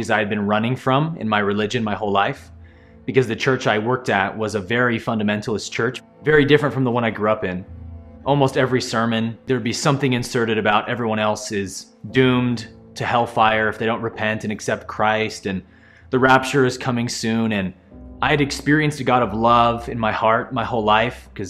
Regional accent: Bay Area, California, United States; I grew up in the Bay Area of California as a pastor's son

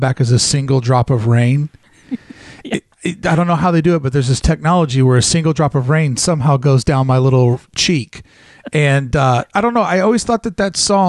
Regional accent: the South, United States; growing up in the South, you're raised to give a lot of respect and tribute to the military

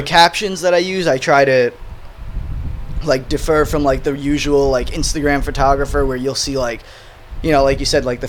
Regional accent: Brooklyn, New York, United States; moved away as an adult; now in Asbury Park, United States; I grew up in Brooklyn and then moved to Asbury, I guess, around the same time I met you. So that was, I don't know, 6-7 years ago.

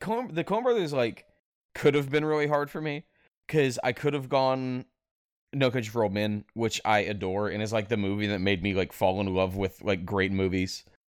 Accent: North Mississippi, United States; I was raised in North Mississippi

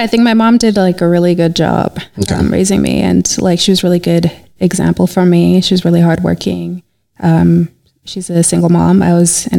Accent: Calgary, Alberta, Canada; also born or lived in May Pen, Jamaica; I was born in Jamaica, Maypen, Jamaica, and I was raised there until I was three, and then I moved to Canada with my mom, and I've been in Calgary ever since then.

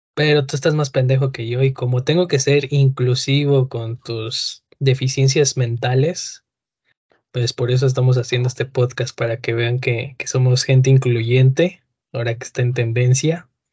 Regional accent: Mexico City, Mexico; yo de chiquito viví en la Moctezuma

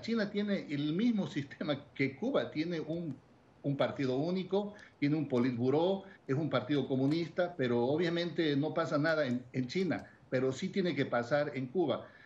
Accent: Bolivia; En mi país

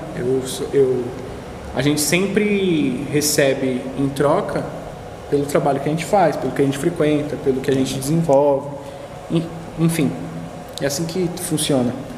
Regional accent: São Paulo, Brazil; E eu sou do Jabaquara

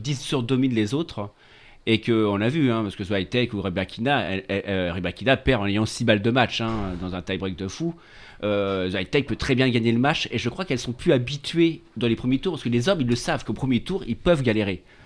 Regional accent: France; on est des Français

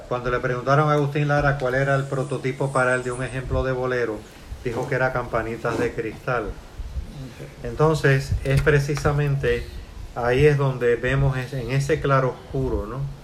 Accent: Puerto Rico; also born or lived in Cuba; me siento ya parte integral de Puerto Rico. Salí de Cuba

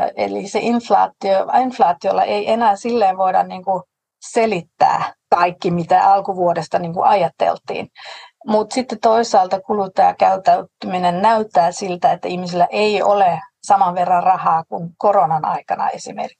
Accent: Denmark; olen tanskalainen

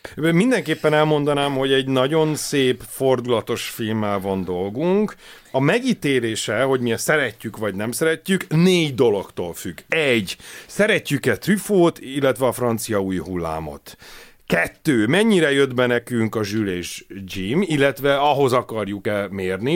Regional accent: Hungary

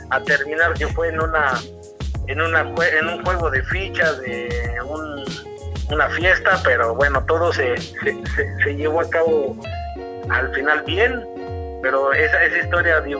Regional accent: Torreón, Coahuila, Mexico; now in Querétaro, Mexico; yo vengo de Torreón

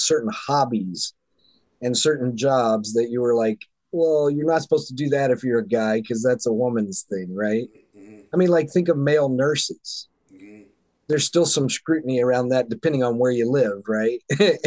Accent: the South, United States; moved away; I grew up back in the South in the Bible Belt

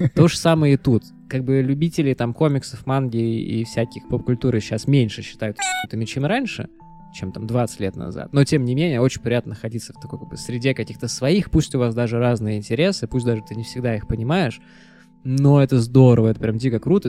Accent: Saint Petersburg, Russia; мы оба родились, э, в Санкт-Петербурге

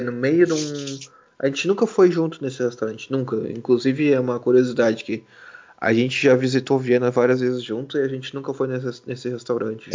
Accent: Brazil; now in Munich, Germany; eu venho, venho do Brasil. Eu moro em, em Munique

